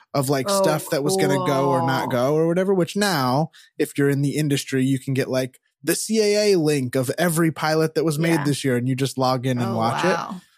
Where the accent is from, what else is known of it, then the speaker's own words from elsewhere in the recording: Rockland, Massachusetts, United States; We were a big one you used to see in Rockland, my hometown, was John L. Sullivan Chevrolet.